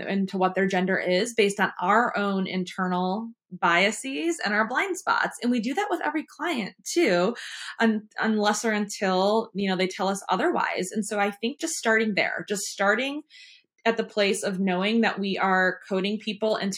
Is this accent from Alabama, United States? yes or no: no; Michigan, United States; now in American South; I am from the North, and in Michigan, we say you guys this, you guys